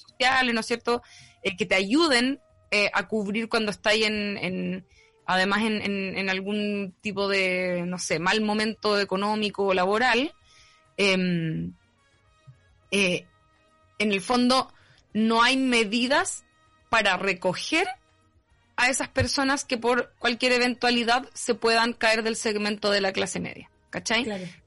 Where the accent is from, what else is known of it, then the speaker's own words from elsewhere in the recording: Rancagua, O'Higgins, Chile; now in Santiago, Chile; yo soy de Rancagua, que queda al lado